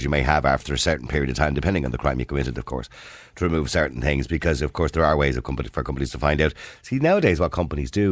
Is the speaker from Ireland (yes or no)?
yes; Dublin, Leinster, Ireland; I'm from Dublin